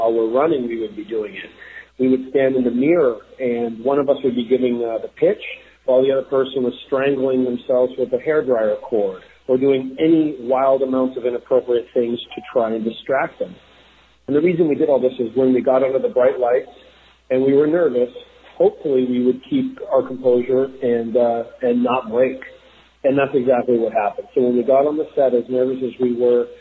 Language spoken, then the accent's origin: English; Maine, United States; now in Los Angeles, United States; We grew up in Maine, and the only thing we knew was lobster